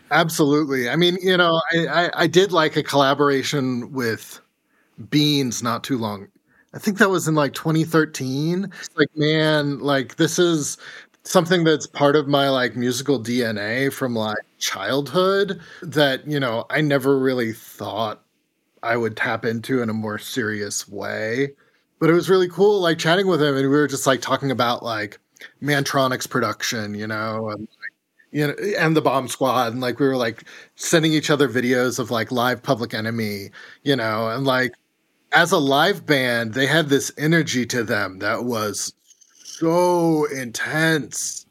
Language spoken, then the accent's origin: English; Corvallis, Oregon, United States; I grew up in Corvallis, which is, like, where Oregon State is.